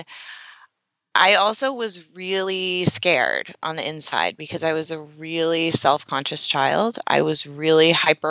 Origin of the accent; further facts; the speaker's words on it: Yarmouth, Maine, United States; I grew up in Yarmouth, Maine, very small population, very small town